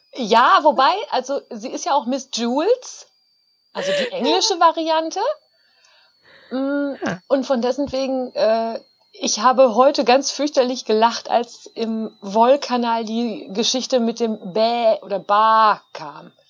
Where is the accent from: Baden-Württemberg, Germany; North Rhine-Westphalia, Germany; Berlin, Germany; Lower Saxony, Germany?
North Rhine-Westphalia, Germany; now in Münsterland, Germany; in Ostwestfalen, wo ich herkomme